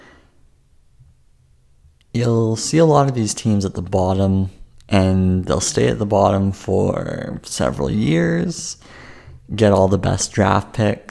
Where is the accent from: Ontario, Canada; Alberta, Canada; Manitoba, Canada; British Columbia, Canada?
British Columbia, Canada; Vancouver; my hometown, which I've grown up my whole life.